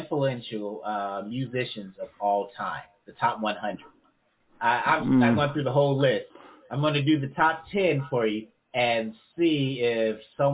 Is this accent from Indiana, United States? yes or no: yes; Gary, Indiana, United States; Growing up in Gary